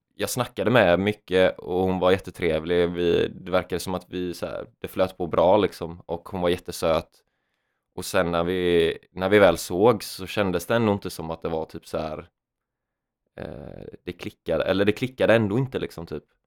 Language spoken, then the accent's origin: Swedish; Jönköping, Jönköping County, Sweden; moved away; Jönköping där jag är ifrån.